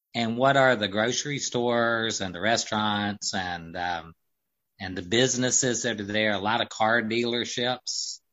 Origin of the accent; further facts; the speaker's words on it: the Upstate, South Carolina, United States; we're from the Upstate originally